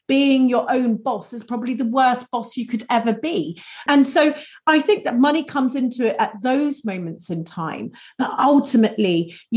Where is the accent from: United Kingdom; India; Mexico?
United Kingdom; we're very British sometimes